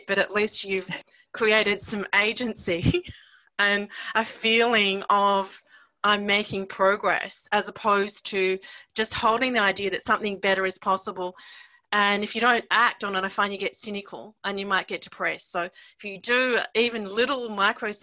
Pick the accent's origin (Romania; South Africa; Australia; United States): Australia; being an Australian